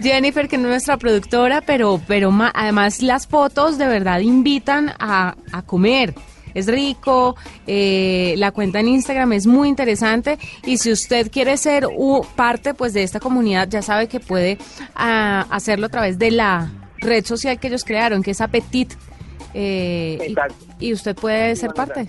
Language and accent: Spanish; Valle del Cauca, Colombia; moved away; yo que soy del Valle del Cauca